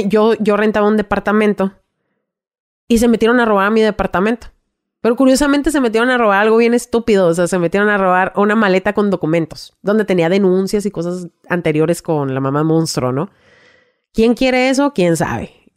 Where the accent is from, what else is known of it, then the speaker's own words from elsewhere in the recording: Ensenada, Baja California, Mexico; also born or lived in Mexicali; Me llevan en Senada de nuevo, que es de donde yo soy